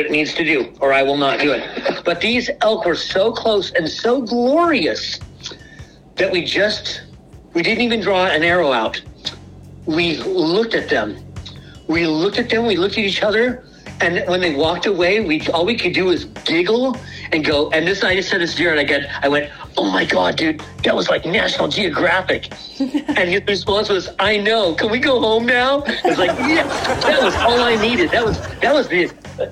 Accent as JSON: {"language": "English", "town": "Portland", "country": "United States", "tie": "born or raised there", "moved": "yes", "said": "I grew up in Portland. I didn't grow up out here."}